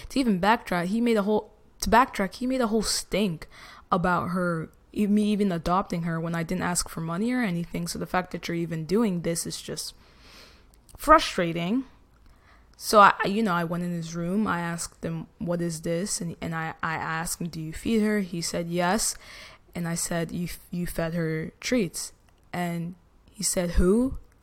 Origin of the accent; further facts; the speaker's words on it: New Jersey, United States; I'm from Jersey